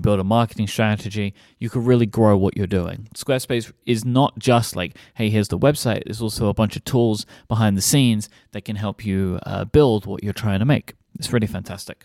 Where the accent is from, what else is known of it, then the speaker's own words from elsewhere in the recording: England, United Kingdom; I'm from England